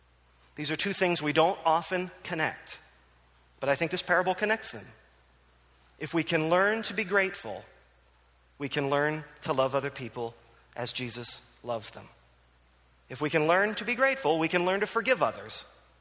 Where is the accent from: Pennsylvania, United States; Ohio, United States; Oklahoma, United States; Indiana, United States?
Pennsylvania, United States; Philadelphia; My love for Philadelphia sports is undimmed. I grew up in Philadelphia. I love Philadelphia.